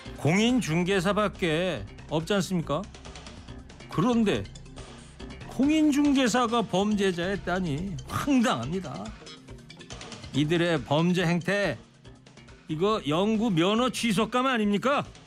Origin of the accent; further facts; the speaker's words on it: Anseong, Gyeonggi Province, South Korea; 제 고향 경기도 안성 집 바로 앞에도요 철도길이 있는데